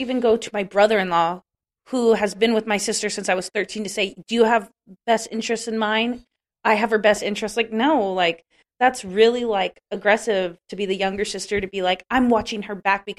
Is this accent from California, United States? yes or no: yes; an hour outside of LA, a small town in California, United States; I grew up in a small town in California, too, like an hour and outside of LA.